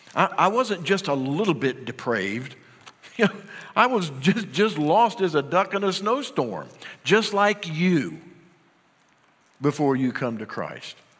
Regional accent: Union, United States; moved away; Every time I go back home to Union, my hometown

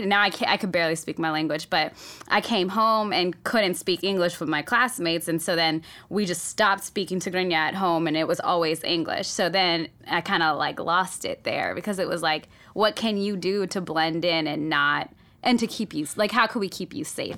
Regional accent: Oakland, California, United States; English is a second language; I grew up in Oakland

